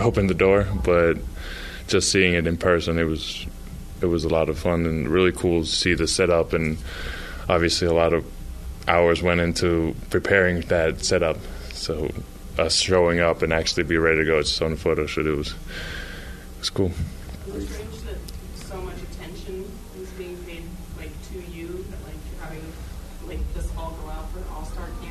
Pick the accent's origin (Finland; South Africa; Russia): Finland; now in Utah, United States; growing up in Finland